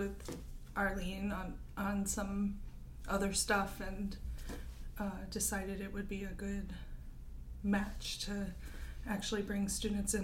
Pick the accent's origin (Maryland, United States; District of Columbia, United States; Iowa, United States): Maryland, United States; moved away as an adult; also born or lived in Wisconsin / Washington; now in Anchorage, United States; I'm originally from Maryland, and I grew up there